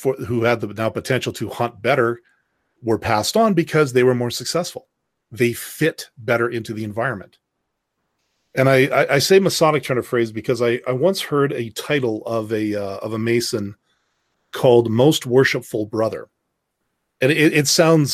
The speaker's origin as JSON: {"language": "English", "country": "Canada", "said": "I'm Canadian."}